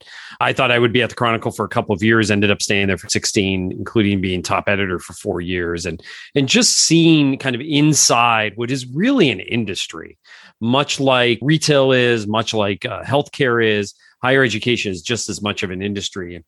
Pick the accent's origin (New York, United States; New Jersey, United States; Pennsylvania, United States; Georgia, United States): Pennsylvania, United States; Northeastern; I was born and raised in Northeastern Pennsylvania